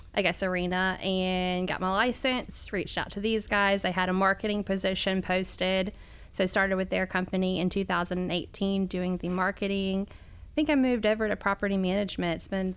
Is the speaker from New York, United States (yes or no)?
no; Rock Hill, South Carolina, United States; born and raised in Rock Hill. I did go to Northwestern High School.